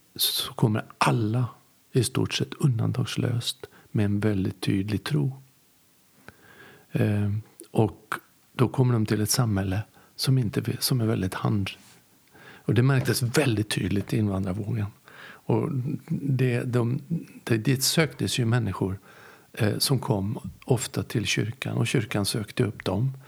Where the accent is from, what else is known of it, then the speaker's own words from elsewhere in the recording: Västerbotten County, Sweden; jag kommer ju från Västerbotten